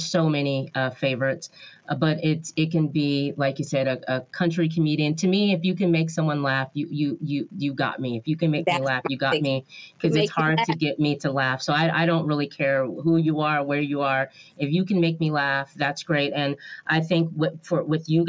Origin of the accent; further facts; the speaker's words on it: Oregon, United States; now in California, United States; I'm from Oregon